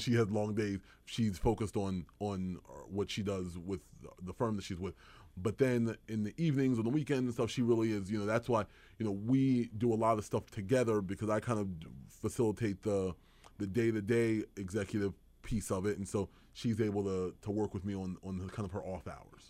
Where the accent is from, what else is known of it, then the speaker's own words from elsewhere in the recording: Edgewater Park, New Jersey, United States; also born or lived in Washington, D.C.; we grew up in Burlington County, right in Edgewater Park